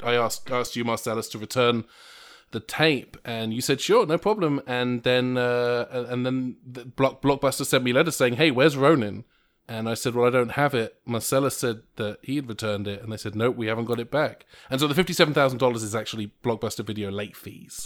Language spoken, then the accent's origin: English; England, United Kingdom; I'm English